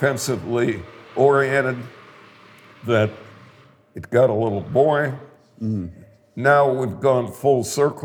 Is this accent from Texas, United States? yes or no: no; Milwaukee, Wisconsin, United States; moved away; when I was growing up in Milwaukee and was a teenage statistician